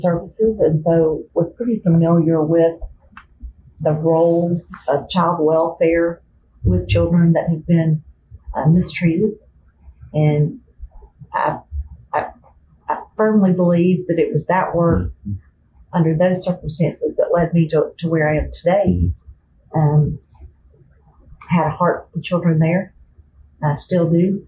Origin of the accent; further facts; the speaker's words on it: Birmingham, Alabama, United States; moved away as an adult; also born or lived in Tuscaloosa; now in Tennessee, United States; I grew up in Birmingham in Bluff Park, now known as Hoover, right on top of Chase Mountain